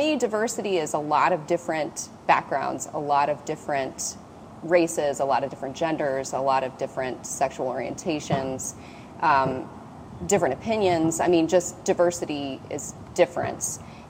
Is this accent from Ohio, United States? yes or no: yes; Cincinnati, Ohio, United States; I'm from Cincinnati, Ohio.